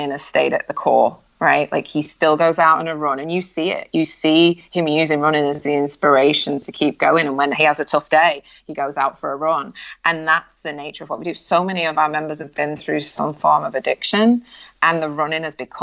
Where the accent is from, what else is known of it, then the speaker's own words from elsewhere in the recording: United Kingdom; I'm British at heart, so like we're pretty reserved anyway